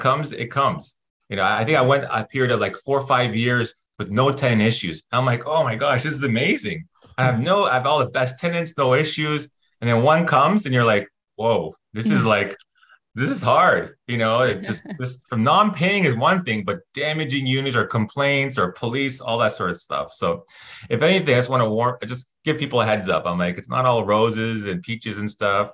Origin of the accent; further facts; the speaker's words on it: Toronto, Ontario, Canada; moved away as an adult; now in California, United States; I'm born and raised in Toronto